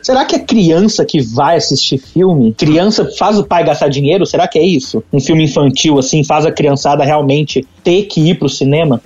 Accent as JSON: {"language": "Portuguese", "town": "Itabira", "country": "Brazil", "tie": "born or raised there", "said": "lá na minha cidade, em Itabeira, no caso aqui que eu estou hoje em Itabeira"}